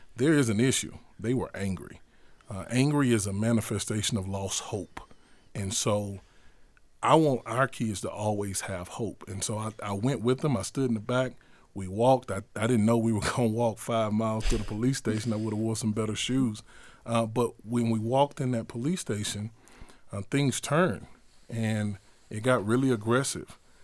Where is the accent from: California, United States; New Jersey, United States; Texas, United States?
Texas, United States; Houston; I grew up in Houston, Texas, on the north side of Houston, neighborhood called Acres Homes Community